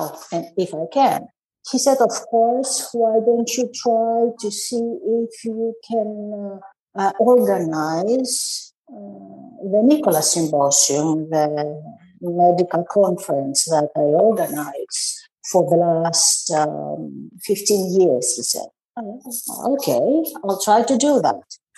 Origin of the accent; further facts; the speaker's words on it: Greece; I'm from Greece.